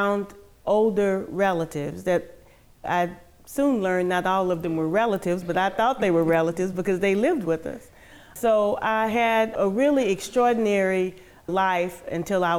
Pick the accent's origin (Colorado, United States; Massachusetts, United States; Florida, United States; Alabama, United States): Alabama, United States; Greenville; moved away as an adult; now in Milledgeville, United States; I was raised in Butler County, Alabama, in Greenville, Alabama